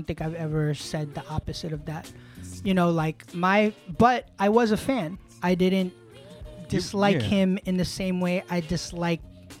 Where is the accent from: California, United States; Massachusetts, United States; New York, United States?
New York, United States; New York City; I'm from Queens, and I was a Smith & Wesson head.